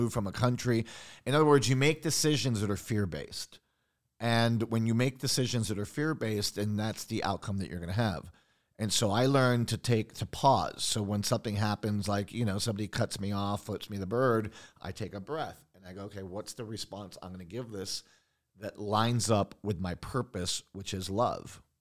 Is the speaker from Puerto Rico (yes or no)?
yes; San Juan, Puerto Rico; also born or lived in Long Island, New York; I grew up in Puerto Rico.